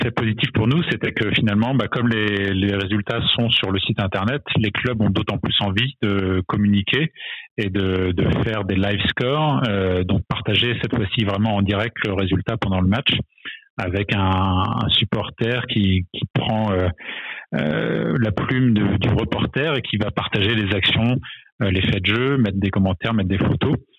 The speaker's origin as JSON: {"language": "French", "town": "Vannes", "region": "Brittany", "country": "France", "tie": "born or raised there", "also_born_or_lived": "Grenoble / Paris", "moved": "as an adult", "said": "je viens de Vannes en Bretagne, où j'ai fait beaucoup de volets étant plus jeune"}